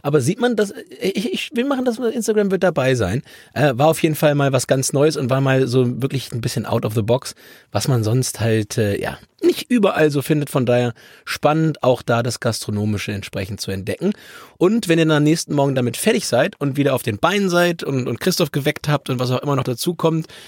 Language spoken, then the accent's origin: German; Hamburg, Germany; als Hamburger